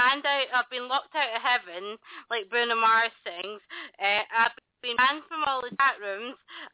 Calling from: London, United Kingdom; I'm in London in the UK.

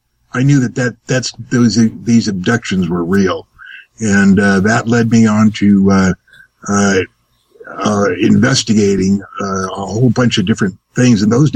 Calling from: Las Vegas, Nevada, United States; I'm in Las Vegas, where I live.

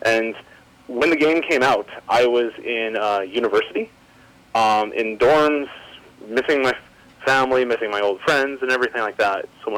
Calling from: Saskatoon, Saskatchewan, Canada; Hi, this is … from Saskatoon, Saskatchewan, Canada.

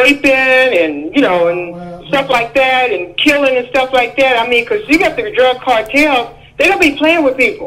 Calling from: Round Rock, Texas, United States; I'm calling from Round Rock, Texas, right outside of Austin, Texas.

